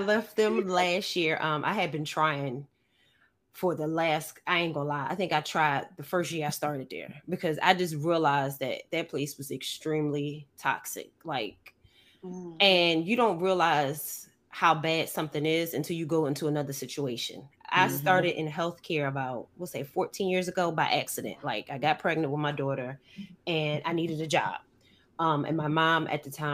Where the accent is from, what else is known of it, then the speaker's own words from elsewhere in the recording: Philadelphia, Pennsylvania, United States; moved away as an adult; now in Georgia, United States; I'm originally from Philly.